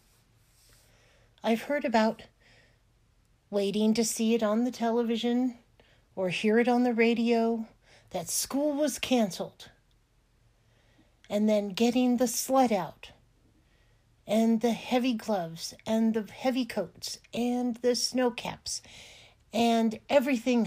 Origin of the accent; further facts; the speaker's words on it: California, United States; moved away; I grew up in California in a place that never got any snow